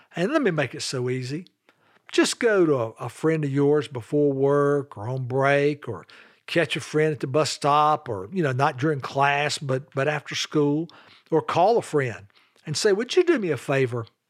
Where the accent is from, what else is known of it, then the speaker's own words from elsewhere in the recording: Charlotte, North Carolina, United States; also born or lived in Greensboro, North Carolina; I grew up in Charlotte, North Carolina with dad, mom, and one younger sister